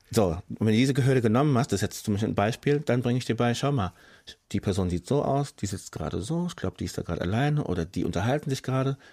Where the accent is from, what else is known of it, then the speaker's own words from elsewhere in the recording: Frankfurt, Hesse, Germany; ich bin hier geboren, ich bin hier aufgewachsen, ich bin Deutscher als meine ganze Straße in Sachsenhausen, wo ich wohne